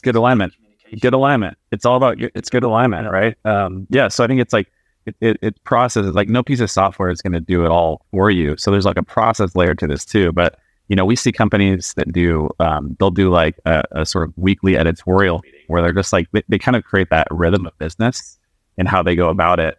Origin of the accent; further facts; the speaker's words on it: Alaska, United States; I grew up in Alaska, so I grew up in a very like remote town in Alaska